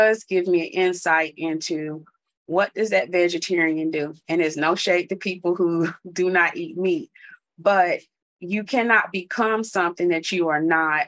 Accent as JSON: {"language": "English", "region": "North Carolina", "country": "United States", "tie": "born or raised there", "said": "I grew up in the South in North Carolina, and the street I grew up on had no sidewalks"}